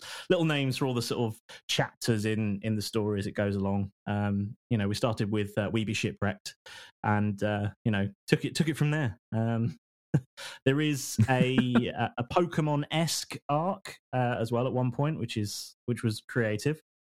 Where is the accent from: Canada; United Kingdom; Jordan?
United Kingdom; we're all British guys